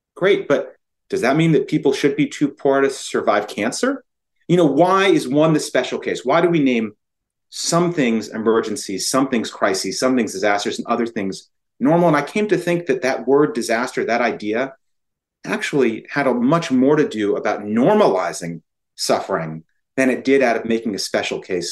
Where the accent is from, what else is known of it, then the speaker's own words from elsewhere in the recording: Connecticut, United States; also born or lived in New Orleans; I'm from Connecticut